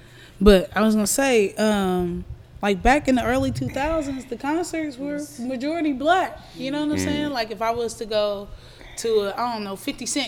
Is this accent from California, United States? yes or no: yes; Vallejo, California, United States; born there; Hey, nigga, I was born in Vallejo.